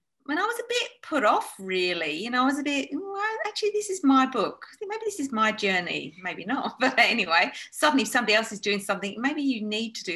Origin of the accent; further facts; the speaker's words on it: Australia; moved away as an adult; also born or lived in London; now in Spain; born in London, but most of my life was in Australia